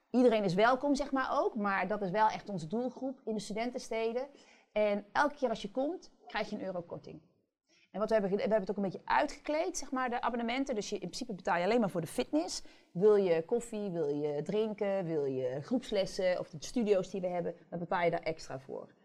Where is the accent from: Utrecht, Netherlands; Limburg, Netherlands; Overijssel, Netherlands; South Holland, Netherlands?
Limburg, Netherlands; ik kom uit Limburg.